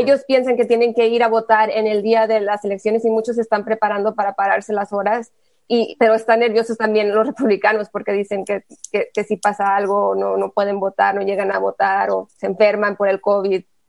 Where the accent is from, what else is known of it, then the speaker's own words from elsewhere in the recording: Texas, United States; mi, propia historia como latina, como tejana